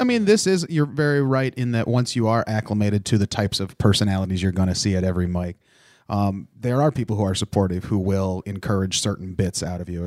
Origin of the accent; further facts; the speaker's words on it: Ohio, United States; I grew up in Ohio, but I wasn't originally from there.